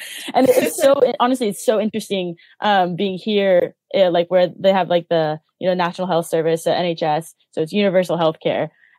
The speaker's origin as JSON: {"language": "English", "country": "United States", "moved": "yes", "said": "I'm American."}